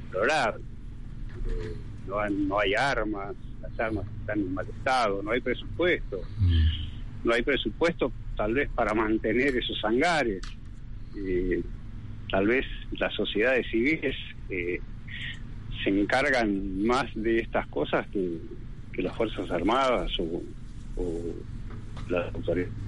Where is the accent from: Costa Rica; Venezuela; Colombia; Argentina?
Argentina; Entre Ríos; todos los compañeros de, mi pueblo, Entre Ríos.